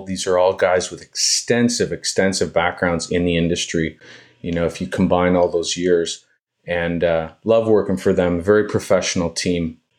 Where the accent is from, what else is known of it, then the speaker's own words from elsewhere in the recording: Ontario, Canada; now in Montreal, Canada; It's an area that I arrived to. I'm from Ontario originally, but I got here in the 80s. I just fell in love with this area, and I speak French.